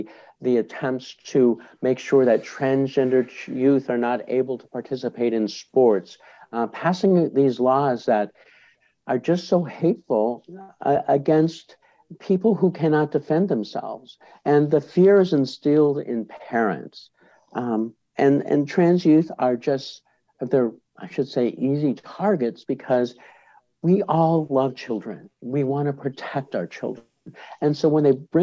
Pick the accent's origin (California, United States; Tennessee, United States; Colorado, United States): Colorado, United States; Boulder; I'm part of an organization in my hometown of Boulder, Colorado